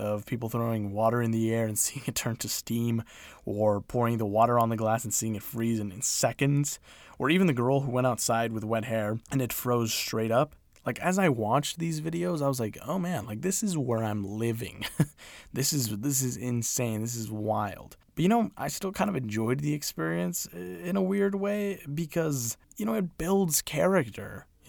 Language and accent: English; Utah, United States; moved away; also born or lived in Midwest; I'm from Utah, so I'm no stranger to winters